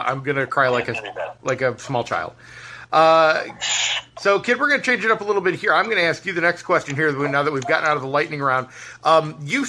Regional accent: New York, United States; I'm from New York too.

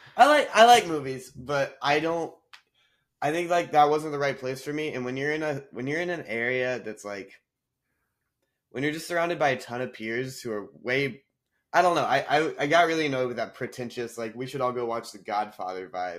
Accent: North Carolina, United States; moved away as an adult; also born or lived in Nashville, Tennessee; I grew up in North Carolina

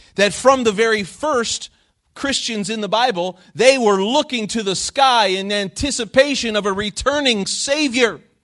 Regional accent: Phoenix, Arizona, United States; moved away as an adult; I grew up twenty years in Phoenix, Arizona

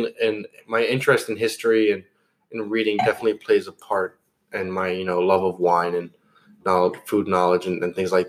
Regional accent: Marstown, New Jersey, United States; Marstown, New Jersey.

